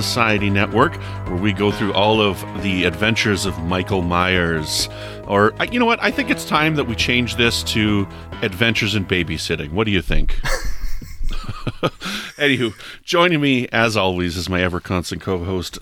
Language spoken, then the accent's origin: English; Canada; I'm Canadian